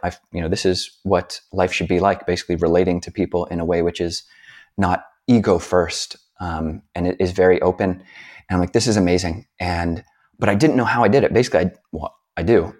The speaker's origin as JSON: {"language": "English", "country": "United States", "said": "being a American hippie-ish, uh, type"}